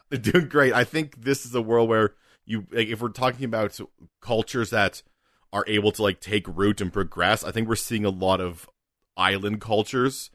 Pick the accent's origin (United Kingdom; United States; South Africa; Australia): United Kingdom; we're British